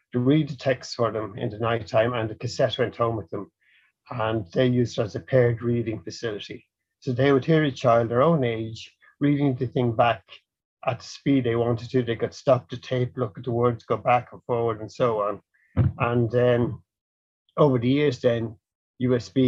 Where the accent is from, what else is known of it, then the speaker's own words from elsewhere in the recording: Dublin, Leinster, Ireland; I'm from Dublin.